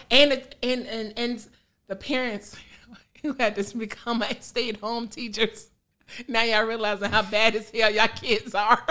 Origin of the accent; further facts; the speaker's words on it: Country Club Hills, Illinois, United States; also born or lived in Phoenix, Illinois / Harvey, Illinois; I'm from that hood. I'm from Country Club Hills